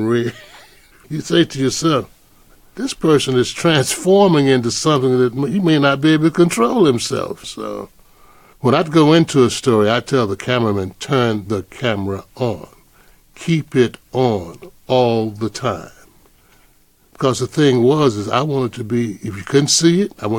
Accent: Atlanta, Georgia, United States; moved away as an adult; I was shot at 2 times growing up in Atlanta.

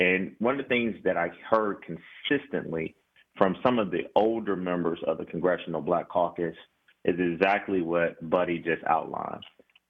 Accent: Athens, Georgia, United States; I remember growing up in Athens, Georgia

